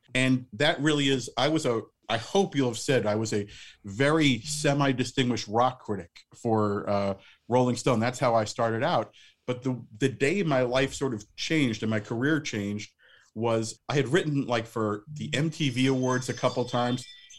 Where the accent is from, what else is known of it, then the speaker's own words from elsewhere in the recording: Tenafly, New Jersey, United States; also born or lived in New York City; I grew up in Tenafly, New Jersey, which is a small town across the bridge, also home to Leslie Gore.